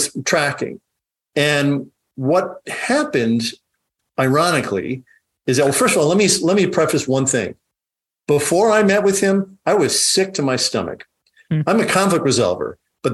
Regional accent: Dubuque, Iowa, United States; also born or lived in Chicago, Illinois; So I grew up in Iowa. I grew up in elementary school and high school in Dubuque, Iowa

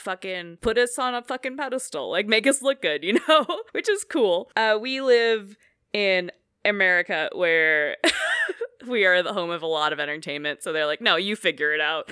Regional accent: Oakland, California, United States; I grew up in Oakland

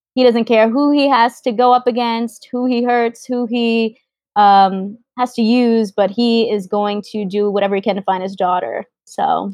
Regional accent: New York, United States; I'm from New York

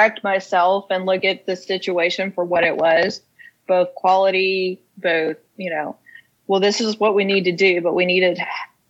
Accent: Casey County, Kentucky, United States; now in Lawrenceburg, United States; I'm from Casey County, Kentucky, which is a little bitty town.

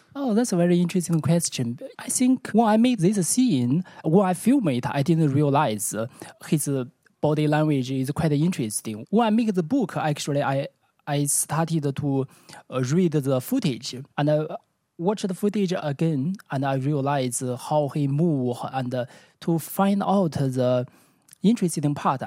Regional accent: Beijing, China; English is a second language; moved away as an adult; now in Amsterdam, Netherlands; I'm from Beijing

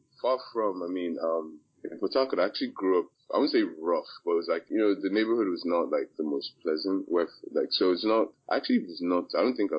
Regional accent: Maryland, United States; also born or lived in Port Harcourt, Nigeria; I was born in Port Harcourt. Shout out to the PH people. I grew up in Maryland, which is like the DMV area. It's the DC, Virginia. I grew up in that area, started elementary school, as we call it.

